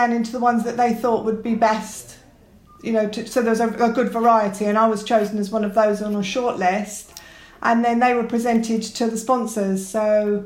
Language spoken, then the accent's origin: English; Luton, East of England, United Kingdom; I was born and brought up in Luton. All my education was Luton and Dunstable.